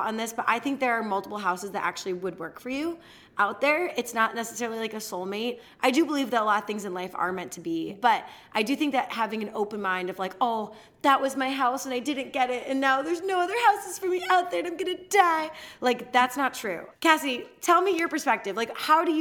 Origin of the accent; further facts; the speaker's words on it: Chicago, Illinois, United States; I'm from Chicago